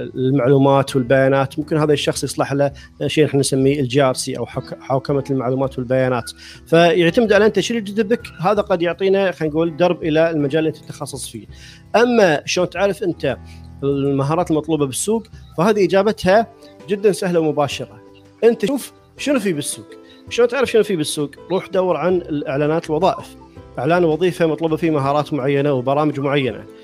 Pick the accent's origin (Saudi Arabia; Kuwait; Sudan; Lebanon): Kuwait; من الكويت